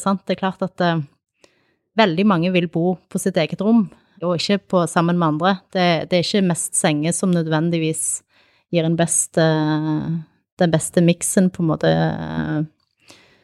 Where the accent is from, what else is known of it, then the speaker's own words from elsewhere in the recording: Kilsund, Agder, Norway; also born or lived in Sandnes / Arendal; now in Tromøy, Norway; Opprinnelig så er jeg fra Sandnes. Jeg flytta til Sørlandet da jeg var ni. Jeg eh, bodde i Kilsund egentlig i oppveksten